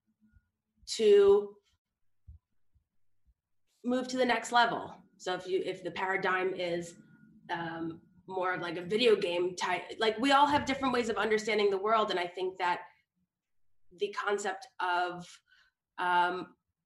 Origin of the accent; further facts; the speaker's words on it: New York City, New York, United States; I am tuning in from New York City, where I am born and raised in New York City